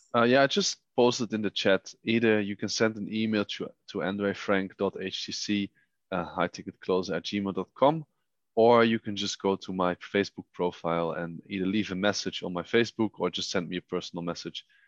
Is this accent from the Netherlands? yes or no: yes; Netherlands; moved away as an adult; now in Vienna, Austria; I was born in the Netherlands